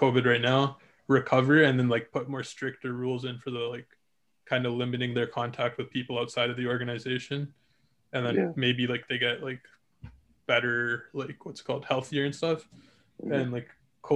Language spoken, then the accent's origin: English; Canada; we're fucking Canadian too